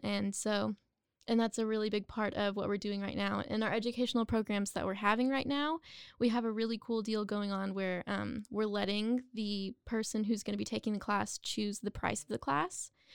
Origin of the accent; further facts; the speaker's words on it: Waco, Texas, United States; also born or lived in Denton, Texas; I am a Waco native, and I went to high school here